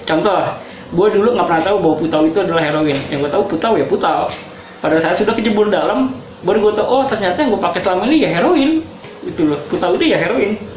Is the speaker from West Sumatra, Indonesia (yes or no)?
no; Jakarta, Indonesia; gue dilahirkan dan besar di Jakarta Pusat di daerah Pasar Baru